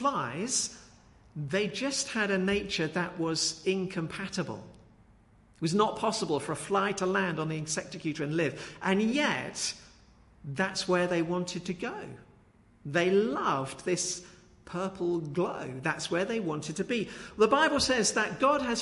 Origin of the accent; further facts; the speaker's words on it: Brighton, South East England, United Kingdom; When I was a child, I grew up just outside Brighton in Wooding Dean